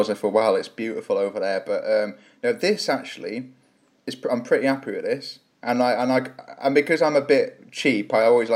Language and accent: English; Shrewsbury, West Midlands, United Kingdom; also born or lived in Manchester; I was born in, born and raised in Shrewsbury